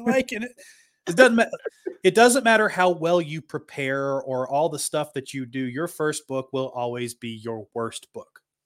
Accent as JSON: {"language": "English", "region": "Appalachia", "country": "United States", "tie": "born or raised there", "said": "I grew up in Appalachia, so we are very poor out here."}